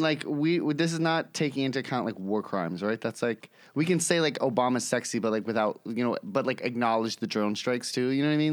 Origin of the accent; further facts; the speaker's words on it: New York City, New York, United States; I'm born and raised in New York City, East Village, Lower East Side area.